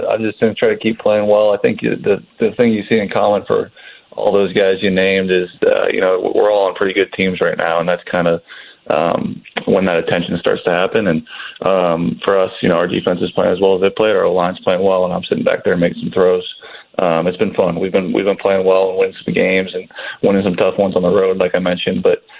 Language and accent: English; California, United States; I was too young to watch him play growing up in the Bay Area